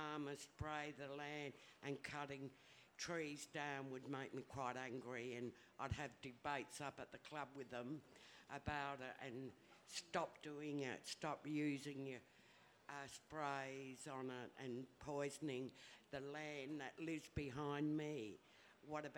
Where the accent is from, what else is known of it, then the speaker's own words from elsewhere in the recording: Mount Gambier, South Australia, Australia; also born or lived in Millicent / Port Lincoln / Adelaide / Wanilla; I was born in Millicent down in the southeast. So the Coorong and all that and Salt Creek has been part of my life. But I grew up in Mount Gambier, went to Port Lincoln as a kid, went to school there